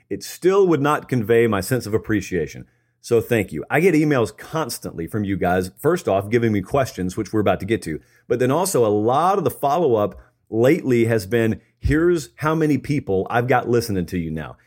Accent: Georgia, United States; I grew up in Georgia

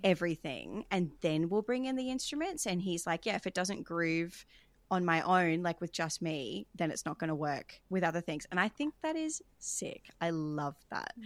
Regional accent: Australia; I grew up singing in the Australian Girls Choir, as a lot of people do, um, throughout my childhood

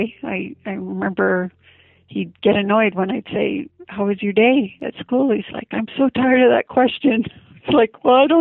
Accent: Vancouver Island, British Columbia, Canada; moved away as an adult; also born or lived in California; now in St. George, United States; I was raised on Vancouver Island, British Columbia, Canada. I left home when I was 18 and went down to California

